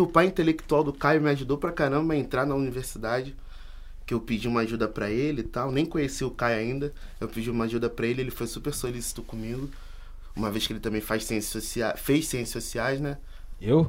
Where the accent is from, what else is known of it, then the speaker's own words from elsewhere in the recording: Brazil; Nós somos americanos do Sul, nós somos brasileiros.